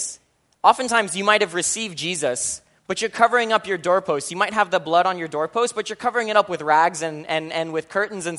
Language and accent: English; Philippines; I'm Filipino